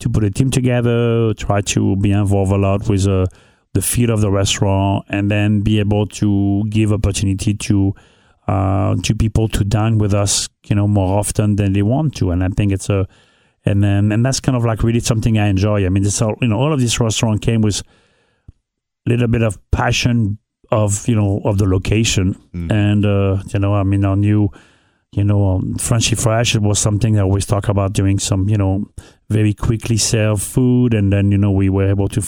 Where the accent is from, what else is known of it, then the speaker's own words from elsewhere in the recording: northern France, France; English is a second language; moved away as an adult; also born or lived in Anguilla / New York City; now in Cincinnati, United States; I grew up in North of France.